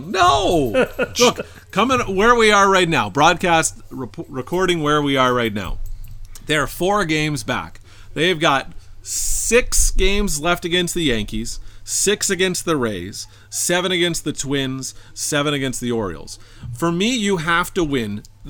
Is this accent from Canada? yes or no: yes; Canada; Because we're Canadian, man. We're Canadians.